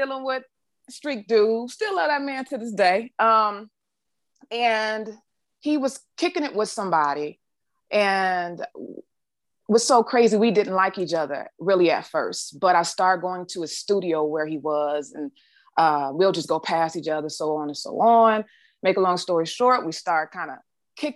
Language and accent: English; Detroit, Michigan, United States; I'm from Detroit